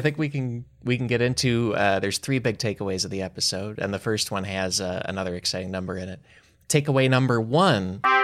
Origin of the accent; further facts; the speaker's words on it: Chicago, Illinois, United States; growing up in Chicago